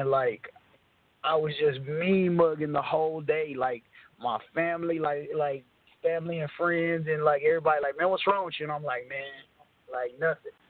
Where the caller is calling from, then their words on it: Texas, United States; I'm calling from